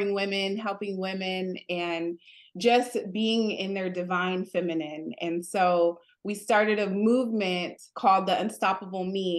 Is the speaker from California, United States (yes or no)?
yes; Los Angeles, California, United States; I grew up in LA, born and raised